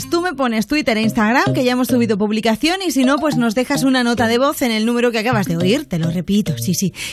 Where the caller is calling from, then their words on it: Madrid, Community of Madrid, Spain; de Madrid, estoy trabajando